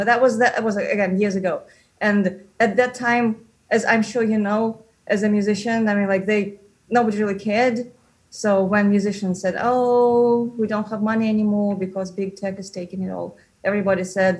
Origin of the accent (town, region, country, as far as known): Moscow, Russia; moved away as an adult; now in New York, United States